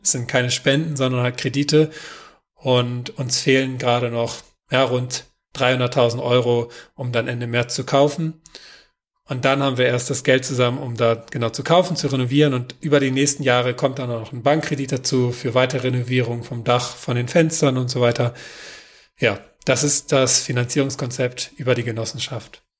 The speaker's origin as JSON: {"language": "German", "region": "Northern Germany", "country": "Germany", "moved": "yes", "lives_now": "Kirnhalden, Germany", "said": "Mein persönlicher Widerstand als Norddeutscher"}